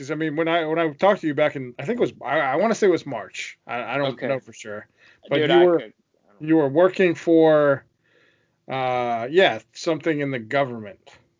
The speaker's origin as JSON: {"language": "English", "country": "Ireland", "said": "I mean, I love potatoes, but I'm also an Irishman, so I mean, it happens that way."}